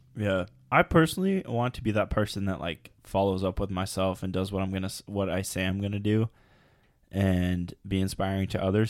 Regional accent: United States; we're American

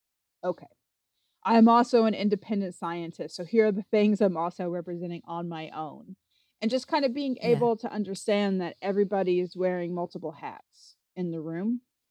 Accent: Appalachia, United States; I am from the Appalachian Mountains. I'm not from a place where people have like cotillions or anything like

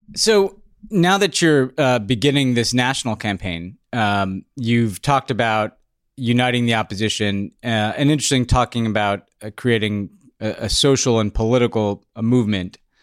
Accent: United States; as an American

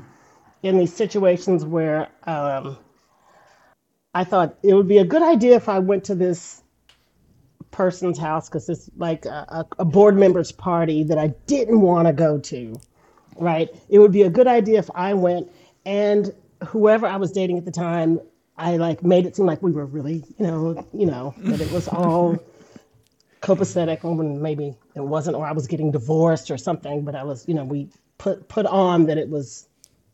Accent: Houston, Texas, United States; I'm a native Houstonian.

